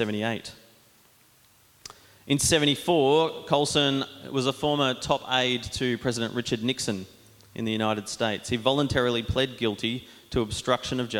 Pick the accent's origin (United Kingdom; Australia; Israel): Australia; Diamond Creek, Victoria; I grew up in Diamond Creek with Jono going to Anglican Church